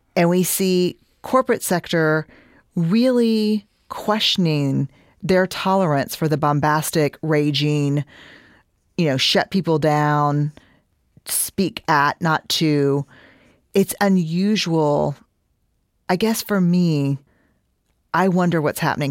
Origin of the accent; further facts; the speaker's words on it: Houston, Texas, United States; I'm from Houston